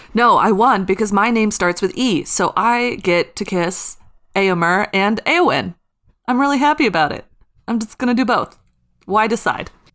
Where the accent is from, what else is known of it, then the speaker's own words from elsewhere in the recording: Midwest, United States; I'm from the Midwest.